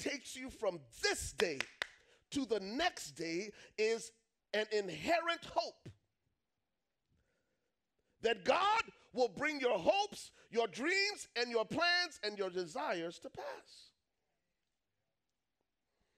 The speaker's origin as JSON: {"language": "English", "country": "Liberia", "said": "I'm from Liberia"}